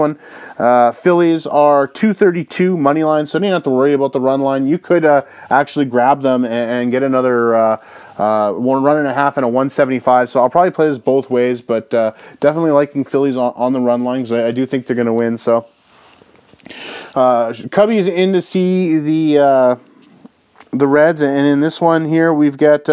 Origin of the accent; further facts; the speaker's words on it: Canada; I grew up in Canada, and you know, we used to get the TBS Superstation growing up